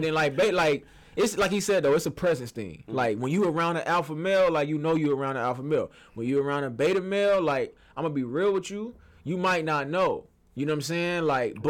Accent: the South, United States; I'm from the South

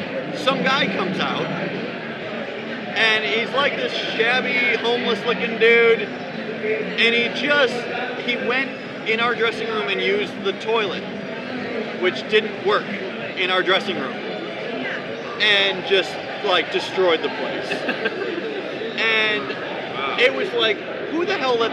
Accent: Buffalo, New York, United States; I grew up in Western New York. Buffalo. Buffalo.

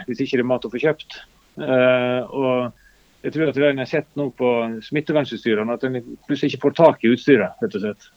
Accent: Luster, Vestland, Norway; i Lyster, der vi kommer fra, i Sogn

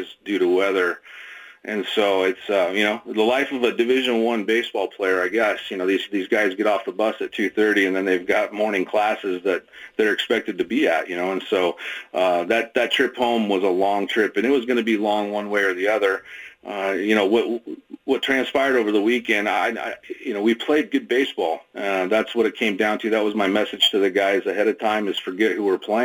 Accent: Oregon City, Oregon, United States; I grew up in Oregon City

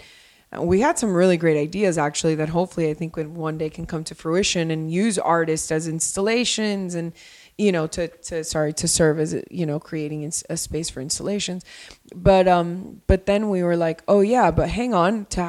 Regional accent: Miami, Florida, United States; moved away as an adult; also born or lived in Colombia; now in Los Angeles, United States; I'm from Miami. My family's from Colombia. And in Colombia and Miami, I have a community, and a community that I've had since I'm very, very, very young

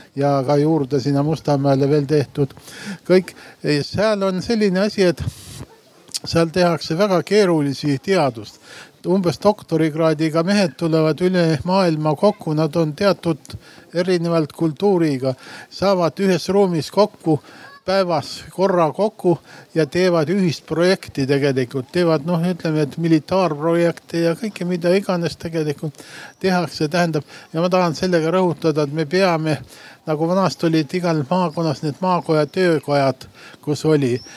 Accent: Põlva, Põlva County, Estonia; now in Tartu, Estonia; ma olen ka Põlvast pärit ja, ja suurem osa nüüd pool elu Tartus elanud

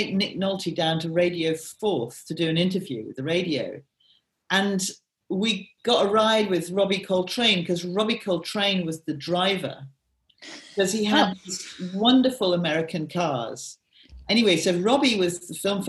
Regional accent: Peebles, Scotland, United Kingdom; I actually do come from Scotland. I come from Peebles

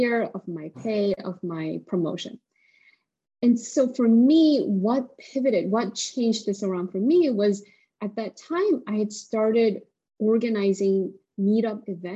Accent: South Korea; moved away; I'm an immigrant, and I come from South Korea

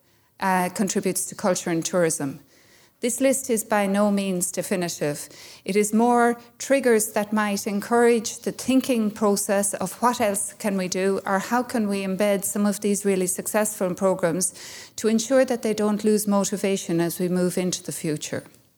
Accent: Ireland; I'm from Kerry, so we have something like this near my house.

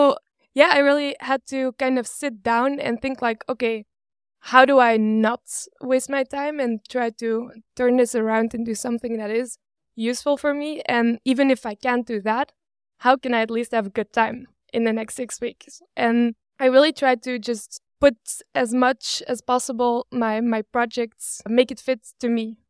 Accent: Belgium; I've been born and raised in Belgium. I studied to be a computer science engineer in Leuven, close to Brussels.

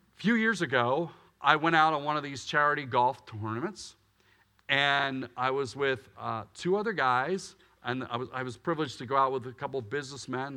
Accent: Willow Grove, Pennsylvania, United States; I grew up in Willow Grove, Pennsylvania

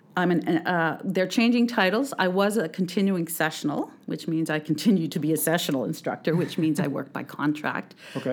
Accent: Alberta, Canada; moved away as an adult; also born or lived in Clearwater, British Columbia; now in British Columbia, Canada; I'm from Alberta originally

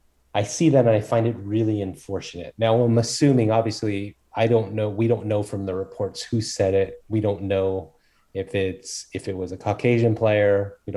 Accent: United States; born there; I'm Korean and I was born in America, kind of one of those things.

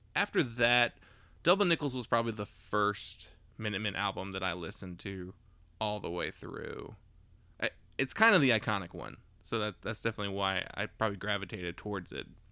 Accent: Maiden, North Carolina, United States; also born or lived in Charlotte, North Carolina / Davidson, North Carolina; we're born in Charlotte, but, like, grew up in Davidson as kids and then as teenagers in Maiden

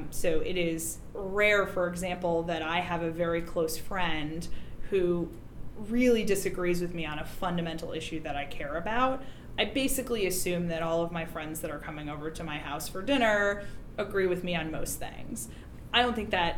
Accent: hometown represented by Collin Peterson, Minnesota, United States; Colin Peterson, my hometown congressman

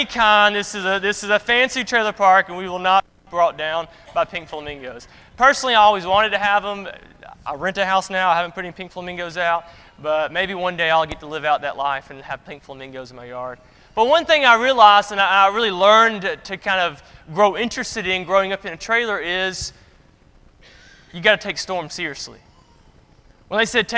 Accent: Gardendale, Alabama, United States; moved away; the Gardendale, that's where I'm from, the Gardendale area

